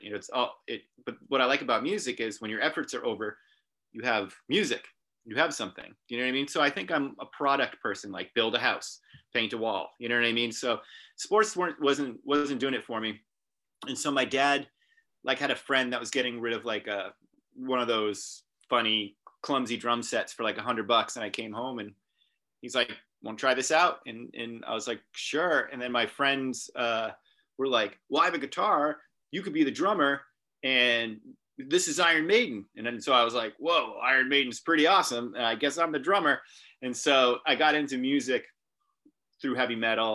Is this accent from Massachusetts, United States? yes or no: yes; Hamilton, Massachusetts, United States; also born or lived in Boston; I'm from Hamilton, Massachusetts, which is near Beverly and Salem, Massachusetts